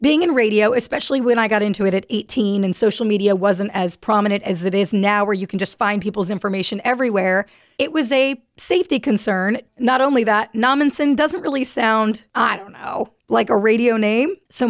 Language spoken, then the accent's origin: English; Bakersfield, California, United States; moved away as an adult; also born or lived in Washington, D.C.; now in Charleston, United States; I grew up in Bakersfield, California, and that's where I was working at the time too, which is very Hispanic.